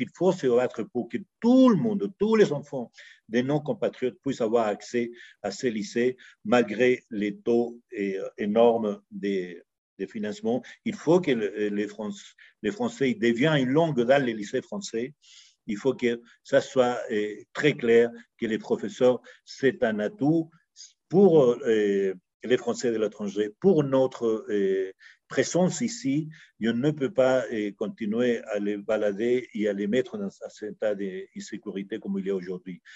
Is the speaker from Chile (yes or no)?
yes; Chile; now in Mexico; je suis né en Amérique latine, au Chili, exactement. J'appartiens à ces générations qui, qui était tout petit pendant les coups d'État euh, militaires de, Pinochet